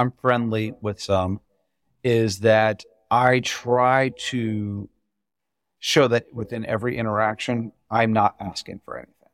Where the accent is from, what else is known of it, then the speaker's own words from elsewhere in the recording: Indiana, United States; I'm from Indiana